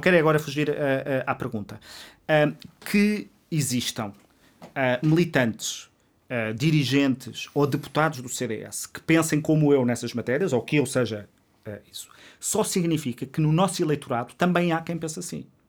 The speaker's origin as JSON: {"language": "Portuguese", "town": "Covilhã", "region": "Centro", "country": "Portugal", "moved": "yes", "lives_now": "Lisbon, Portugal", "said": "eu vim da Covilhã sem conhecer ninguém em Lisboa"}